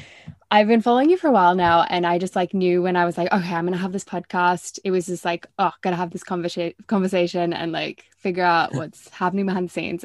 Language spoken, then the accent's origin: English; Australia; I'm from Australia.